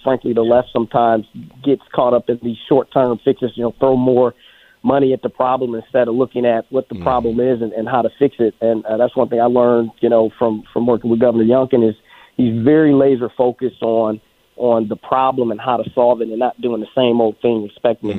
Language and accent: English; Detroit, Michigan, United States; moved away as an adult; also born or lived in Atlanta, Georgia; now in Virginia, United States; I was raised in Detroit, Michigan